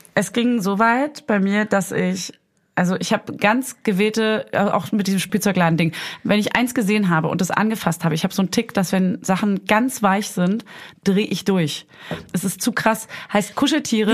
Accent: East Germany, Germany; als Ossi

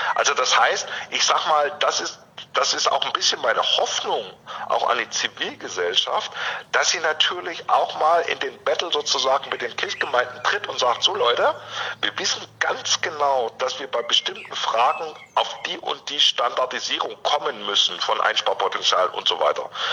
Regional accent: near Stuttgart, Baden-Württemberg, Germany; now in Leipzig, Germany; ich komme ursprünglich aus der Nähe von Stuttgart, ähm, also ich bin in einem kirchlich äh, oder auch durchaus in einem ökologischen Kontext aufgewachsen

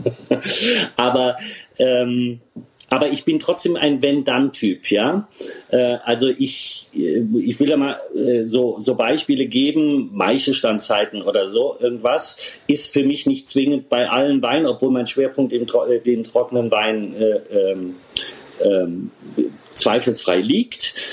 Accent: Rhineland-Palatinate, Germany

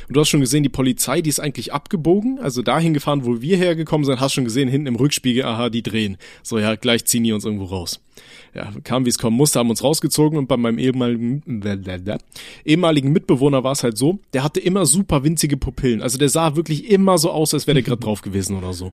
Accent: Aachen, North Rhine-Westphalia, Germany; moved away; Ich komme ja äh, gebürtig aus Aachen

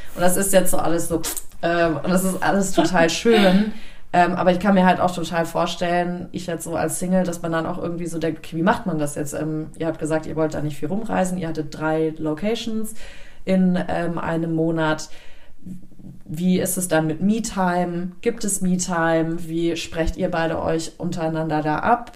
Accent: Germany

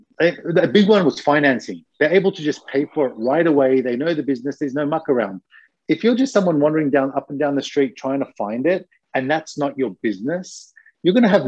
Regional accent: Australia; now in Japan; I'm Australian

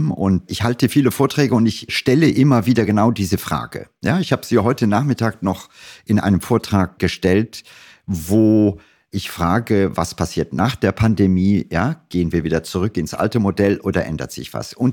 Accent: Germany; Es ist so, dass wir als Deutsche immer stolz sind und sagen, wir sind, keine Ahnung, Exportweltmeister.

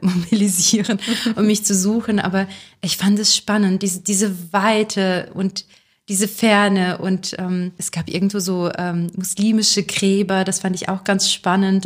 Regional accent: Neustadt an der Weinstraße, Rhineland-Palatinate, Germany; also born or lived in Kazakhstan; meine Heimatstadt ist die Stadt tatsächlich, in der ich gerade lebe, also Neustadt an der Weinstraße

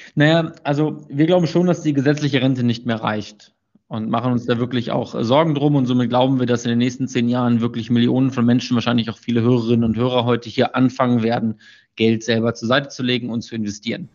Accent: Münsterland, North Rhine-Westphalia, Germany; ich komme aus Münsterland

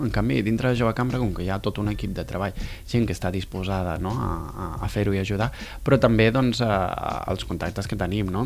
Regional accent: Tarragona, Catalonia, Spain; de Catalunya, de Tarragona

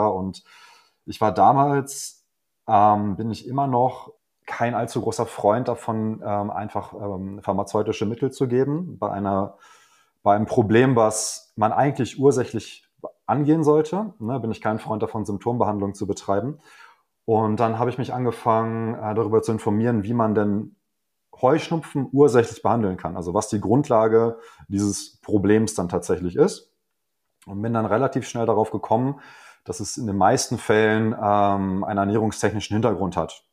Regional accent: Hanover, Lower Saxony, Germany; ich komme aus Hannover

